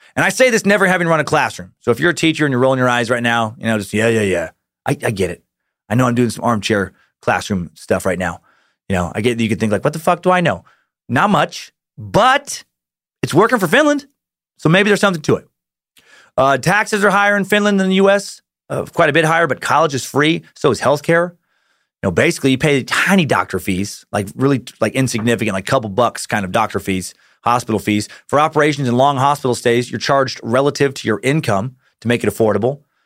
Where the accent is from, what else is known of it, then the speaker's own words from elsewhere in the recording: Idaho, United States; my home state of Idaho